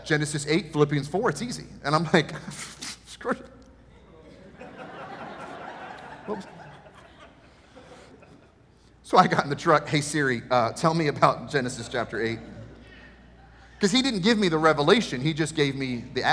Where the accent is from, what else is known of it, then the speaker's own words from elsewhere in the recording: Maryland, United States; moved away; I'm from Maryland